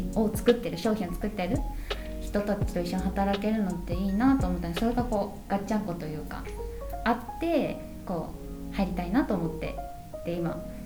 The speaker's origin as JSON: {"language": "Japanese", "area": "Shikoku", "region": "Kochi", "country": "Japan", "moved": "as an adult", "said": "四国の高知から来たんですけどなんか田舎なんで"}